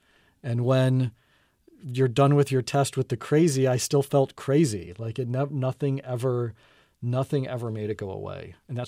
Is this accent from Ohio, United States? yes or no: no; Buffalo, New York, United States; I grew up in Buffalo, New York, where we had definite, you know, there was definitely the school year, and then there was summer.